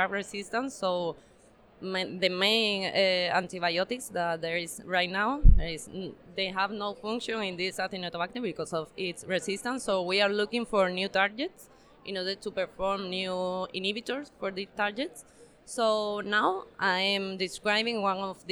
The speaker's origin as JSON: {"language": "English", "country": "Spain", "also_born_or_lived": "Seville, Spain", "said": "from Spain"}